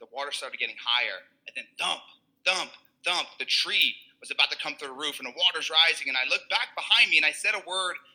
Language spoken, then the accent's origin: English; New Jersey, United States; I'm Italian. I'm from Jersey